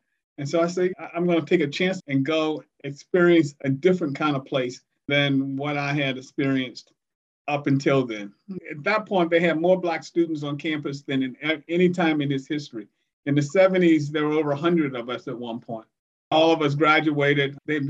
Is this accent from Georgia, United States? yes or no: no; Norfolk, Virginia, United States; I was born in Norfolk and my family is from that area. My father's parents migrated in from the eastern shore of Virginia in the early part of the 20th century.